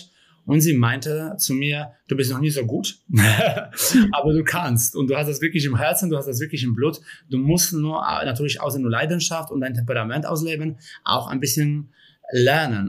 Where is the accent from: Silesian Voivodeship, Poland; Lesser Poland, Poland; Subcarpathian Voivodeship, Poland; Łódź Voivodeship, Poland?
Lesser Poland, Poland; Kraków; German is a second language; moved away as an adult; now in Germany; Also ich komme ja aus Krakau ursprünglich, aus Polen